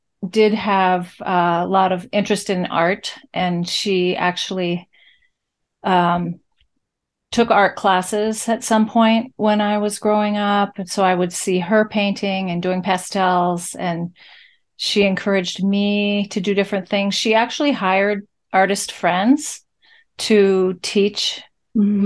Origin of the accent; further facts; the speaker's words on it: College Station, Texas, United States; I grew up in Bryan, College Station, Texas, where Texas A&M University is.